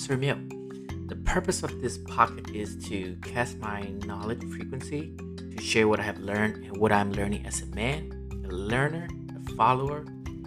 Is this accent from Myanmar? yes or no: yes; Myanmar; English is a second language; moved away as an adult; now in United States; I am born and raised in Myanmar for the first 18 years of my life, until I migrated to this great nation called US